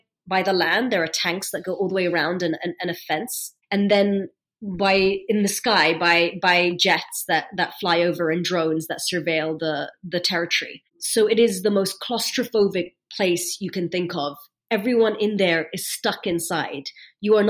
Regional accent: London, United Kingdom; accent: British; also born or lived in Egypt; I was born in London. I have a British accent

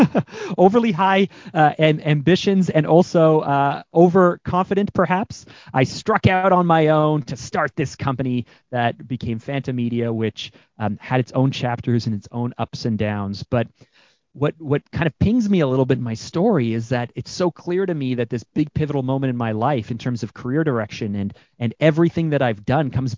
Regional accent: Canada; I'm Canadian

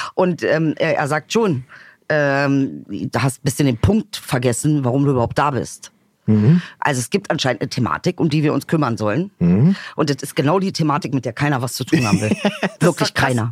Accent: Bomlitz, Lower Saxony, Germany; moved away; ich habe ja da im Benefeld Bomlitz also Bomlets, Dicker, mehr Dorf geht auch nicht

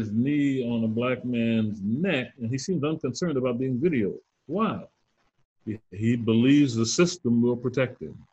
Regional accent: Southern United States, United States; So I grew up in the Jim Crow South.

